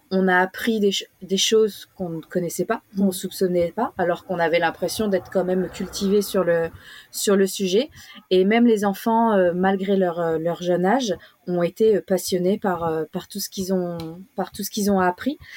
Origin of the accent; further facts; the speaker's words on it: Australia; c'était c'est important pour nous on vient on vient d'Australie qui euh, de l'Australie qui a qui a quand même euh, une histoire avec avec la, la, culture aborigène